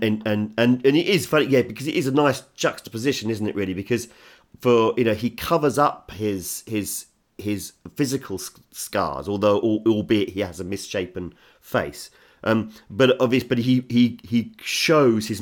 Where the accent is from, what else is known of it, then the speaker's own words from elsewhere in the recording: England, United Kingdom; As an Englishman